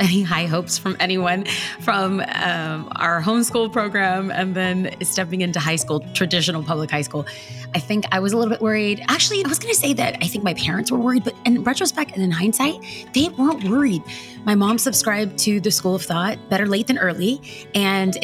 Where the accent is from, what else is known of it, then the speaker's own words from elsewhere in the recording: Los Angeles, California, United States; now in Orange County, United States; I was raised in East Los Angeles, California, by two amazing parents who were immigrants to this country